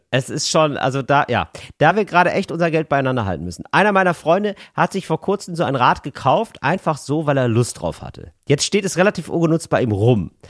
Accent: Rhineland, Germany; Als Rheinländer im mhm.

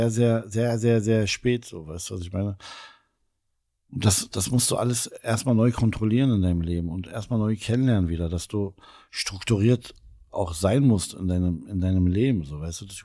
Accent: Elsterwerda, Brandenburg, Germany; ich bin äh, Südbrandenburger.

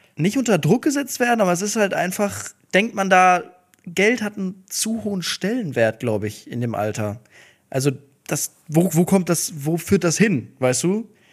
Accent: Duisburg, North Rhine-Westphalia, Germany; Ich komme aus Duisburg, da sagt man fressen

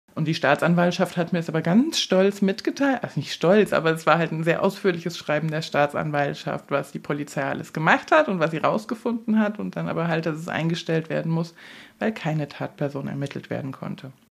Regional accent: Hesse, Germany; moved away as an adult; now in Bautzen, Germany; Ich komme aus Hessen

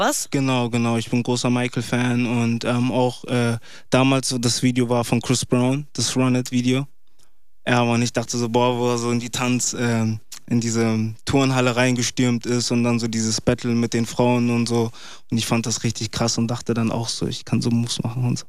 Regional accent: Bremen, Germany; Ich komme aus Bremen

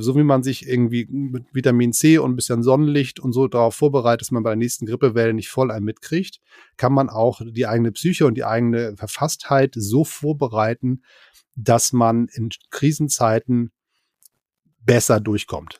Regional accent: Hamburg, Germany; also born or lived in near Berlin; now in Berlin area, Germany; Ich bin Exil-Hamburger und wohne in der Nähe von Berlin

